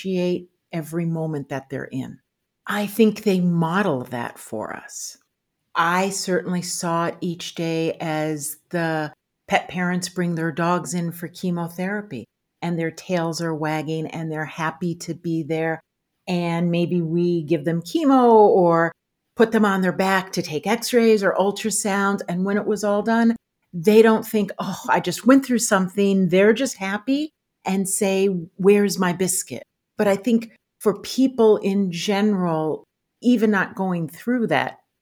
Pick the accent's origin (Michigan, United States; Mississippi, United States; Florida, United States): Michigan, United States; moved away as an adult; now in Montclair, United States; I grew up in Michigan